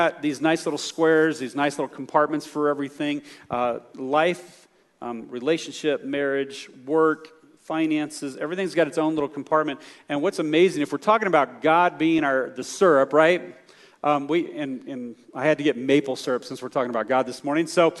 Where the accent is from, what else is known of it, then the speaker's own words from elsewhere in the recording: the South, United States; I'm from the South